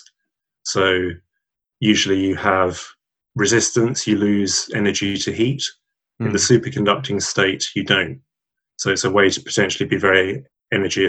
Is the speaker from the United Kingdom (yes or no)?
yes; Southall, London, United Kingdom; born or raised there; also born or lived in Hammersmith / Northolt / Cambridge